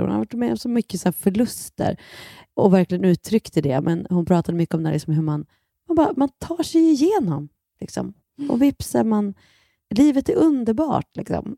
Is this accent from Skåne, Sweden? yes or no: no; Bollnäs, Gävleborg County, Sweden; moved away; sen åkte vi till min hemstad Bollnäs